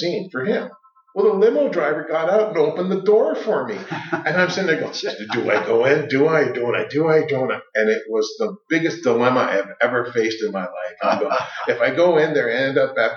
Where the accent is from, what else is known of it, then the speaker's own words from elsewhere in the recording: Toronto, Ontario, Canada; also born or lived in North York / Scarborough / Mississauga; now in Alliston, Canada; Born and raised in Toronto.